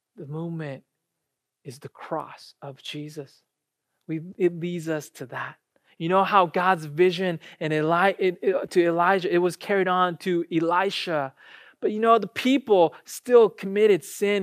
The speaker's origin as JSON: {"language": "English", "country": "United States", "tie": "born or raised there", "also_born_or_lived": "Japan", "said": "I graduated from college here, I grew up here and then went back to Japan after college"}